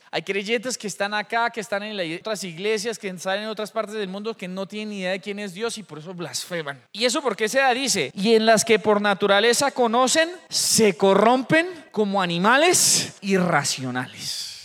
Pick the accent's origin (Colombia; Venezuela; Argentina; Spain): Colombia; Yo soy de Colombia